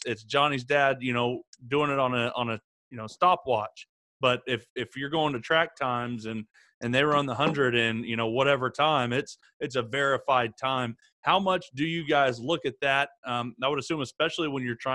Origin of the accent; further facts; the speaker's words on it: Oklahoma, United States; me growing up a guy from Oklahoma